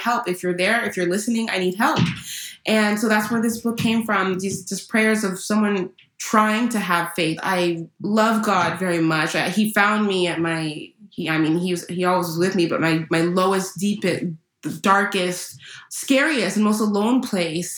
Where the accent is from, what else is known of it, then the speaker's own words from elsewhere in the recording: California, United States; I was born and raised in California